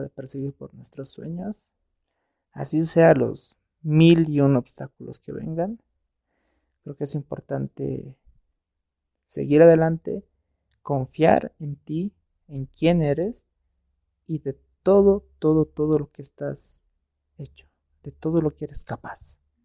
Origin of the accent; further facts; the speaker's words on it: Bolivia; nosotros como bolivianos